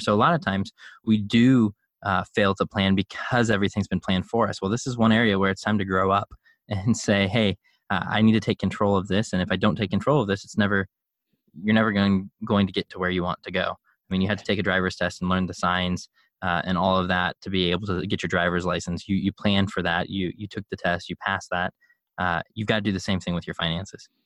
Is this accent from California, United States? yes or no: no; Chicago, Illinois, United States; I grew up in Chicago